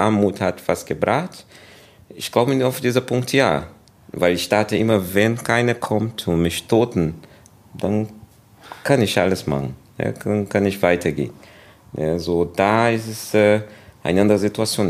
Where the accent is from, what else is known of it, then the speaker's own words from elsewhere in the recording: Brazil; German is a second language; also born or lived in England; now in Germany; Und dann bin ich in Brasilien aufgewachsen dann, ja, und 2001, dann bin ich hier gekommen.